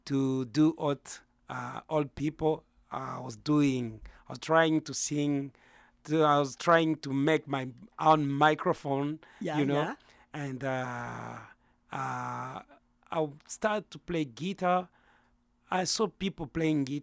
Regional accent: Kinshasa, DR Congo; I'm from Congo. Kinshasa

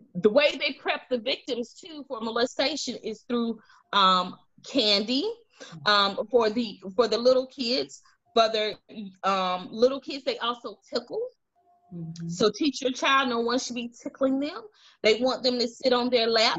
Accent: Montgomery, Alabama, United States; I'm from Montgomery.

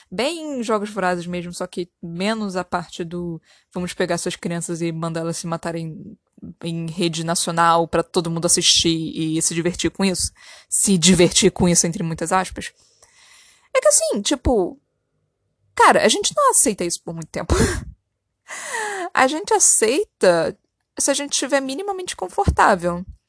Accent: Brazil; somos brasileiros

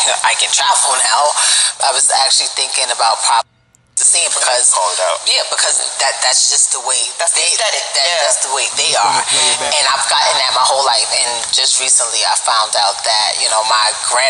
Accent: New York City, New York, United States; I'm from New York. I'm from the Bronx.

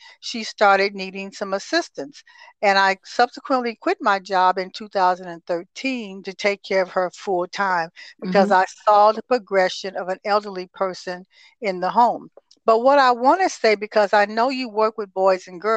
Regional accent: Toledo, Ohio, United States; moved away as an adult; also born or lived in Texas; I am originally from Toledo, Ohio, mm-hmm. and I was born and raised there.

